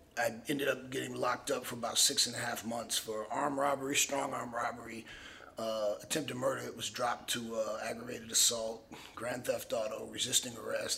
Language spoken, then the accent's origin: English; Miami, Florida, United States; I grew up in Miami